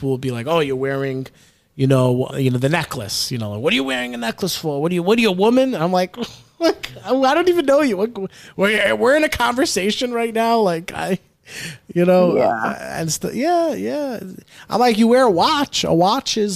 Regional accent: New York City, New York, United States; where I grew up in the Bronx, Pelham Parkway

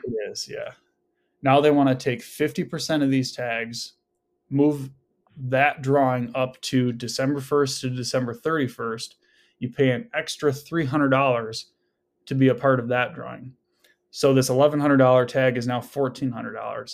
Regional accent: West Michigan, United States; I'm twenty-nine, I'm from West Michigan

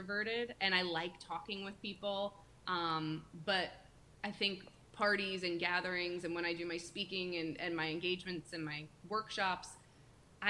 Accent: Paramus, New Jersey, United States; now in Rhode Island, United States; I'm from right outside New York City. I'm from the Paramus area

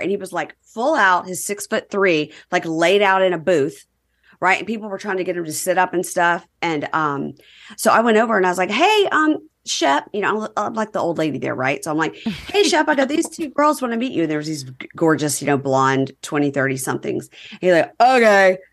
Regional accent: Mississippi, United States; accent: Southern; I have a Southern accent too. I'm from Mississippi

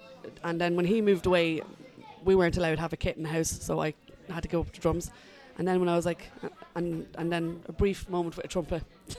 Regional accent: Drogheda, Leinster, Ireland; I am from Drogheda. I'm from Ballypark.

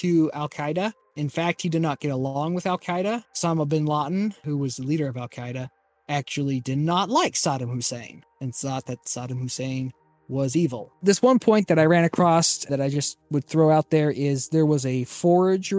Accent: United States; I'm an American

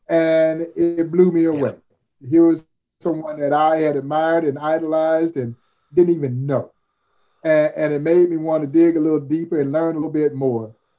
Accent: Crawfordville, Georgia, United States; growing up in Crawfordville, Georgia

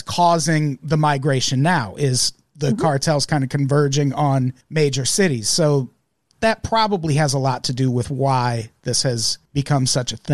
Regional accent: Illinois, United States; I grew up in the Midwest, in Illinois specifically

